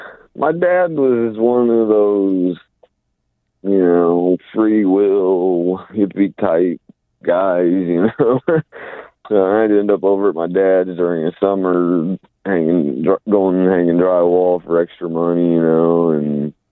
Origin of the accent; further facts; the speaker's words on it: Indianapolis, Indiana, United States; moved away as an adult; now in Tulsa, United States; Well, I'm from Indianapolis.